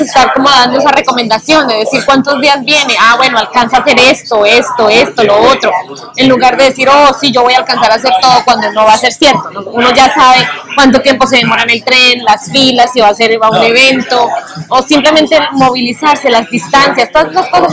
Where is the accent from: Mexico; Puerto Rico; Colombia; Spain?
Colombia; now in New York, United States; nosotros somos colombianos